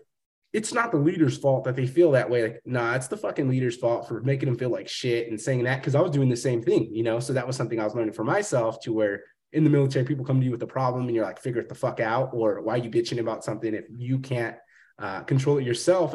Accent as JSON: {"language": "English", "town": "Fresno", "region": "California", "country": "United States", "moved": "yes", "said": "coming from the small town, I'm from Fresno"}